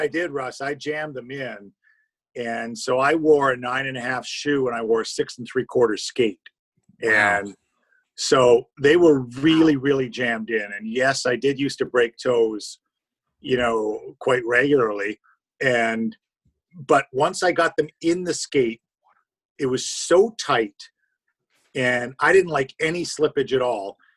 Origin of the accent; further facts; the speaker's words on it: Toronto, Ontario, Canada; also born or lived in Timmins, Ontario; I am from Timmins, and the easiest way I first describe it, it's about 600 miles north of Toronto